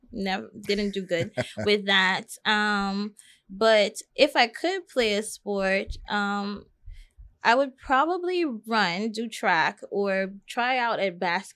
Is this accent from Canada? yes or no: no; U.S. Virgin Islands; now in United States; Well, as I said, I grew up primarily in the Virgin Islands, and both of my parents are from the Caribbean.